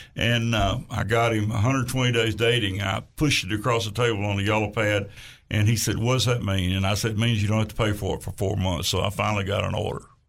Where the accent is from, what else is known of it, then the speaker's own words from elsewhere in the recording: Tamo, Arkansas, United States; I'm from Tamo